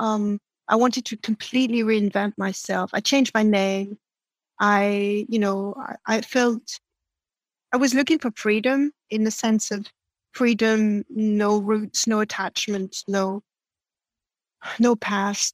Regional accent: France; first language French; English is a second language; moved away as an adult; I'm born and raised in France

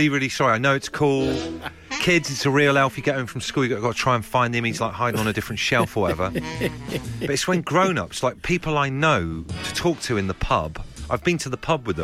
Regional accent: Torbay, South West England, United Kingdom; growing up in Torbay

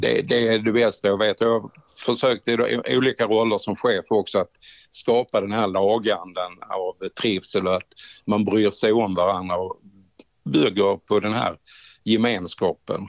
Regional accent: Skåne, Sweden; moved away; also born or lived in Trelleborg; hemma i Skåne

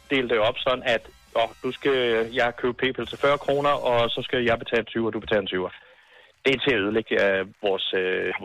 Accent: Humlebæk, Capital Region of Denmark, Denmark; Jeg er fra Humlebæk, men jeg lige kommet til at arbejde i Brøndby.

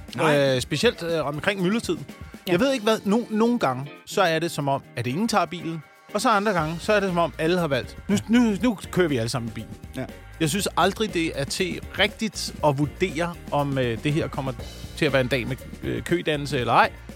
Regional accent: Slagelse, Zealand, Denmark; der, hvor jeg voksede op, øh, på Vestsjælland

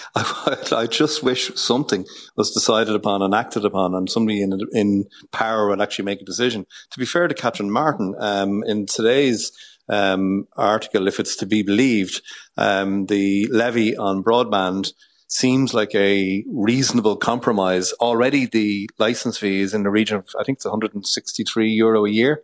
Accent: Ireland; who we are as an Irish nation

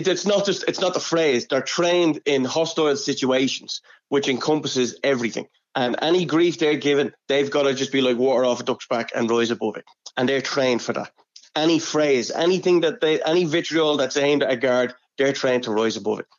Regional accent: Clondalkin, Leinster, Ireland; I grew up in Clondalkin.

